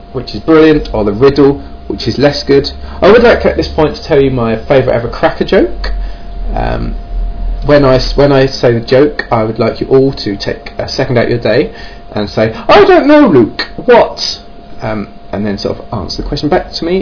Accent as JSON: {"language": "English", "area": "Kent", "region": "South East England", "country": "United Kingdom", "accent": "Kent / southeast England", "said": "folks down in Kent, which is the southeast of England, hence my rather wonderful accent"}